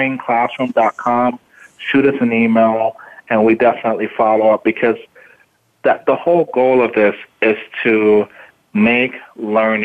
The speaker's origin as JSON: {"language": "English", "town": "Miami", "region": "Florida", "country": "United States", "tie": "born or raised there", "also_born_or_lived": "Jamaica"}